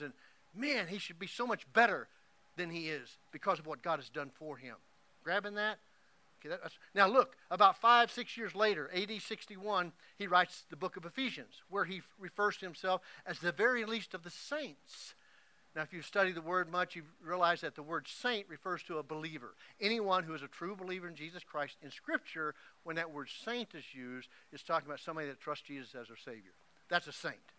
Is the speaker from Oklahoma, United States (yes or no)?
yes; Oklahoma, United States; moved away; every time I go back to Oklahoma and to my hometown